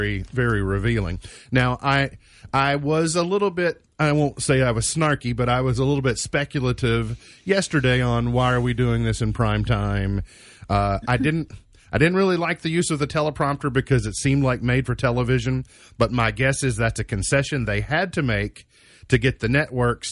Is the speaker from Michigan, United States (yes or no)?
no; near Caney Creek Road, Grayson County, Kentucky, United States; I grew up very, very nearby